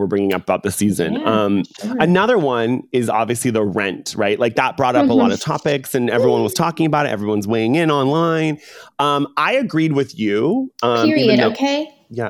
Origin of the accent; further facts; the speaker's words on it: Orange County, California, United States; growing up in Orange County